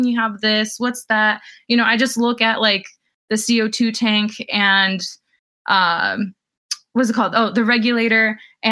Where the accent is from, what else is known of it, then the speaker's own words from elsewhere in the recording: New Jersey, United States; moved away as an adult; now in California, United States; I'm living out here in California right now, and I originally grew up in New Jersey. So growing up in New Jersey, came out to California for college